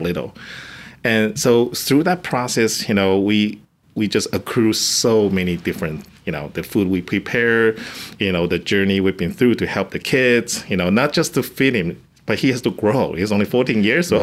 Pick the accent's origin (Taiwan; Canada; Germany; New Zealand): Taiwan; English is a second language; moved away as an adult; now in Carlsbad, United States; I'm actually coming from Taiwan. I come to the United States just or, my or, original goal just to fulfill my master degree